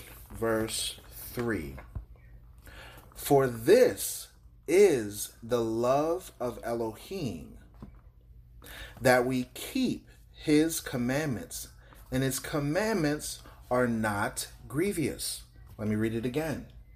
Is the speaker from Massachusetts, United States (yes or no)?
no; Miami, Florida, United States; I'm from Miami, so we walk around with golds in our mouth and everything.